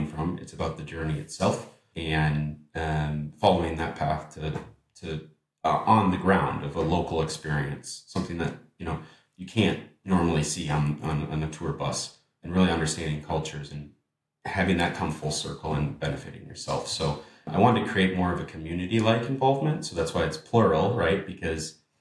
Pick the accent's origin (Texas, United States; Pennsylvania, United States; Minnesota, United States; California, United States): Minnesota, United States; Minneapolis; moved away as an adult; now in Amsterdam, Netherlands; moving abroad from Minneapolis, my hometown, that I lived for a decade, to Amsterdam now with my wife